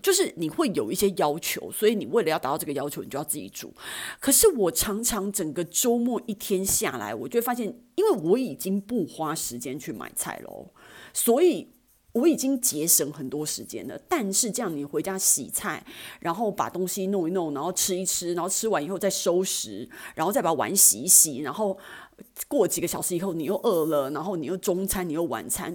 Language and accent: Chinese; Taiwan; 身为台湾人